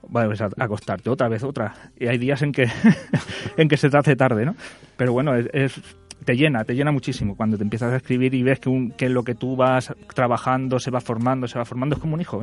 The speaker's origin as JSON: {"language": "Spanish", "town": "Barcelona", "region": "Catalonia", "country": "Spain", "moved": "yes", "said": "yo también como soy de allí, de Barcelona"}